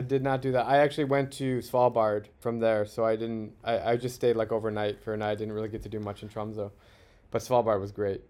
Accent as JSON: {"language": "English", "region": "Arizona", "country": "United States", "tie": "born or raised there", "said": "I grew up in Arizona playing golf my whole life"}